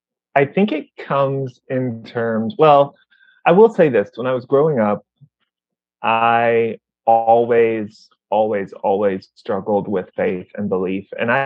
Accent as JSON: {"language": "English", "region": "the South", "country": "United States", "tie": "born or raised there", "said": "I was very much a nerdy guy growing up in the South"}